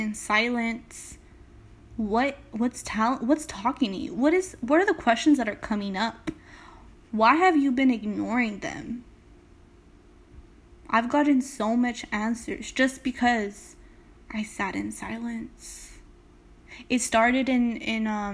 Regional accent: Salinas, California, United States; I'm just someone from Salinas, California

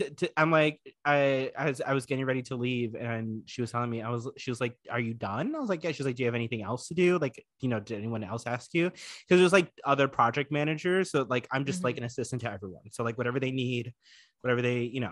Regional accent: Florida, United States; moved away; I was from Florida

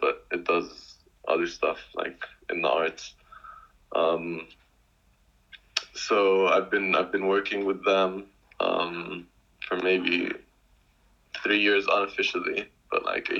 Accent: Jordan; I'm from Jordan. I'm 22 right now. Also currently living in Jordan.

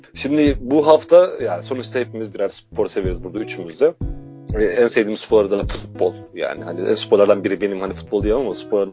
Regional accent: Trabzon, Turkey; Yani biliyorsun Trabzonluyum en nihayetinde.

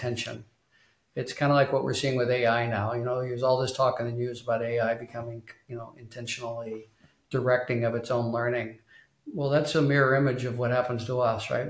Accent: Tulsa, Oklahoma, United States; also born or lived in Arkansas; I was born and raised in Tulsa, Oklahoma. I was born in Arkansas, but raised in Oklahoma.

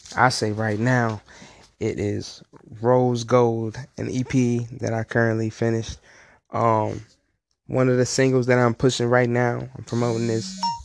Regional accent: Virginia, United States; now in Hinesville, United States; I'm from Virginia. I've been out in the Hinesville area for a little minute

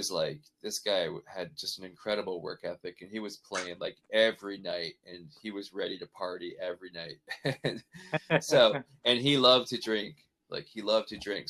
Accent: Canada; now in Nashville, United States; growing up like that in Canada

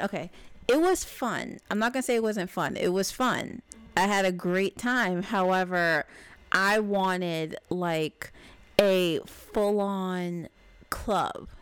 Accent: New York City, New York, United States; we are from New York. We are based in New York

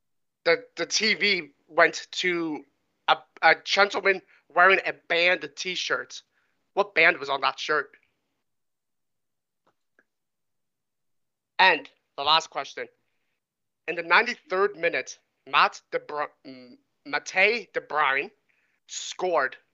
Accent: Canada; I am Canadian

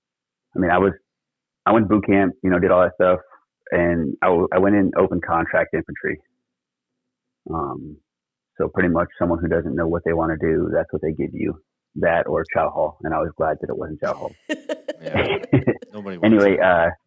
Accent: just south of Buffalo, Western New York, United States; moved away as an adult; I'm originally from Western New York, just south of Buffalo

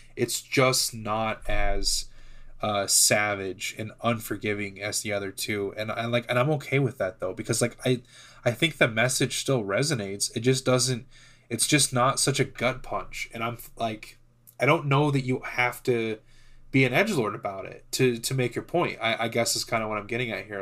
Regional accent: United States

